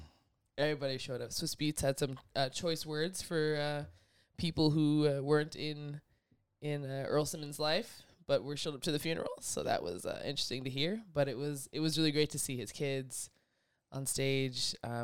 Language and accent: English; Canada; as black and as Canadian as we are, with zero apologies for it.